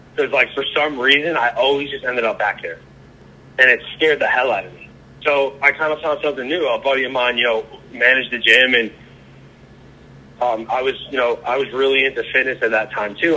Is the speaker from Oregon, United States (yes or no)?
no; Long Island, New York, United States; moved away as an adult; also born or lived in Raleigh, North Carolina; now in Charleston, United States; I grew up in Long Island, Long Island, New York